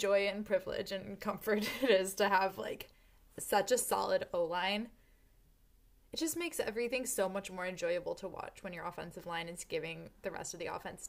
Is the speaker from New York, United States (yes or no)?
no; Dexter, Michigan, United States; my hometown of Dexter, Michigan. Dexter, Michigan did not churn out five-star recruits back in my day